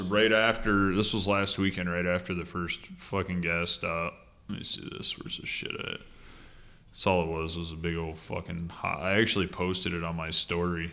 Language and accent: English; Michigan, United States; moved away; people from my home state up in the U P